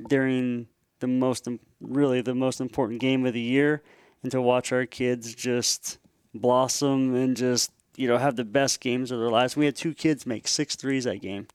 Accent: Tri-Cities, Washington, United States; I'm a Washingtonian, uh, born and raised in Washington State, uh, place called the Tri-Cities, Richland, Pasco, Kennewick

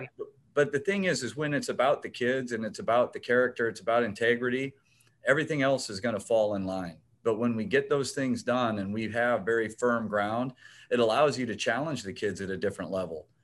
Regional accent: O'Neill, Nebraska, United States; grew up uh, outside of a small farming town, O'Neill, Nebraska

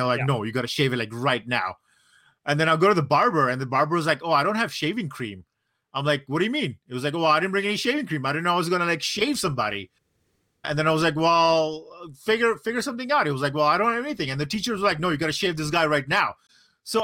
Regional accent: Singapore; also born or lived in Brunei / India; So I grew up in Asia. I grew up in like Singapore and Brunei and India.

